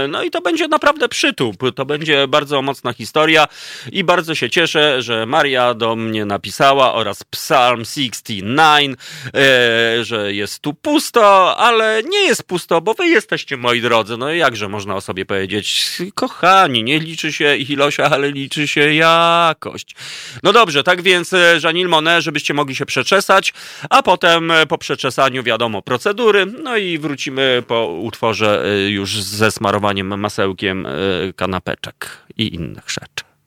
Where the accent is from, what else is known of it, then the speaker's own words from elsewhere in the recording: Warsaw, Masovian Voivodeship, Poland; moved away as an adult; ja się urodziłem w Warszawie, całe życie mieszkałem, ale 13 lat temu po prostu stwierdziłem, że już się nie da mieszkać mi tu i wybrałem tak zwaną wieś polską